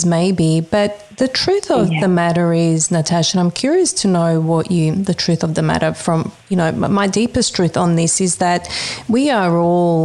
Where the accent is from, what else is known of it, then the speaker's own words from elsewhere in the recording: Croatia; moved away; I grew up in Croatia, coming here during the war, but I'm a Bosnian Serbian